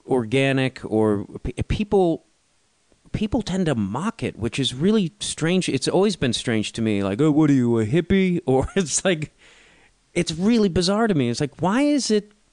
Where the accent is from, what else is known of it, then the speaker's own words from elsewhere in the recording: Chicago, Illinois, United States; growing up in Chicago